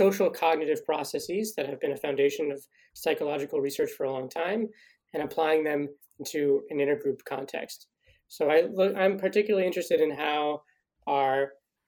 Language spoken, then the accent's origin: English; Denver, Colorado, United States; moved away as an adult; also born or lived in North Carolina / Virginia; now in Montreal, Canada; I'm from Denver, Colorado